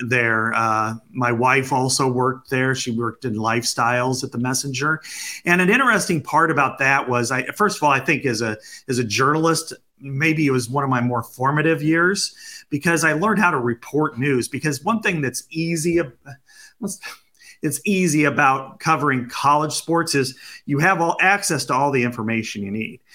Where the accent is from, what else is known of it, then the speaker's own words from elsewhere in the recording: Burlington, Iowa, United States; I'm from Burlington, Iowa, uh, down on the southeast part of the state